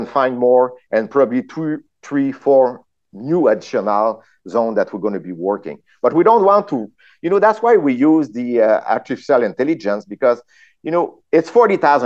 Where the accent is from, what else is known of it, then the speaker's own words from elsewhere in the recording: France; accent: French; English is a second language; I'm French. I'm French. Huh? You saw my my accent